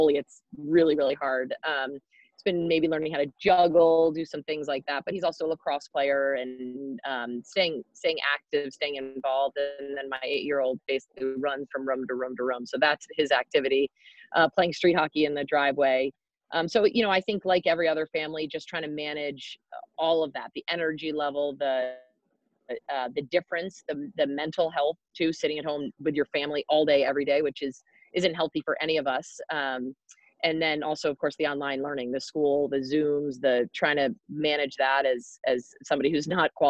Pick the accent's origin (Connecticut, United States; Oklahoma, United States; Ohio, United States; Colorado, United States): Connecticut, United States; I grew up in Connecticut